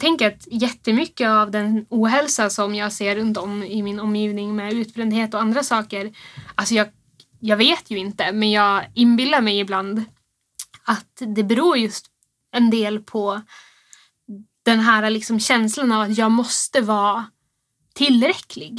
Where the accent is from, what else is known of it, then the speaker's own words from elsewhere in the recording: Rusksele, Västerbotten County, Sweden; now in Örnsköldsvik, Sweden; vi bor här i Övik men jag kommer egentligen från Rusksele i, i Västerbotten. Så jag är inte härifrån.